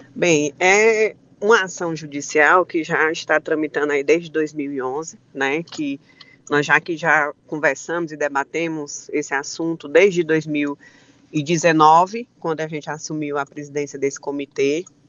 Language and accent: Portuguese; Ibiapaba, Ceará, Brazil; falo até por mim, né, ibiapabano